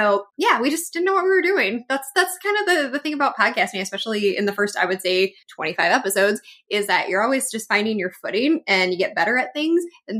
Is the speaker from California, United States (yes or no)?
no; Oregon, United States; It's so fun listening to Amanda talk about PNW because I am from Oregon too.